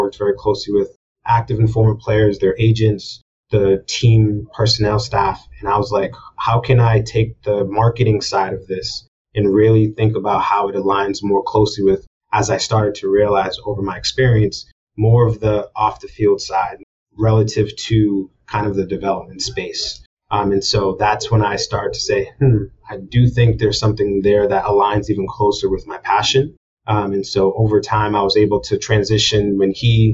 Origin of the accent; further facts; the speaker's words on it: Boston, Massachusetts, United States; moved away as an adult; also born or lived in New York City; Being born and raised in Boston, Massachusetts